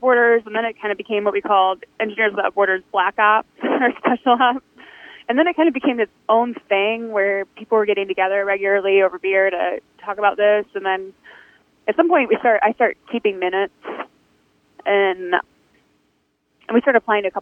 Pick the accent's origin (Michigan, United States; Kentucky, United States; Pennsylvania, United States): Michigan, United States; Detroit; now in Houston, United States; I'm from Detroit